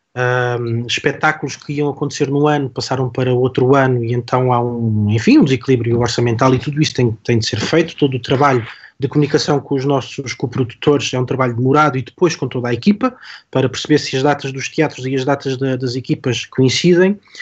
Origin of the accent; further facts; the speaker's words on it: Algarve, Portugal; Eu sou do Algarve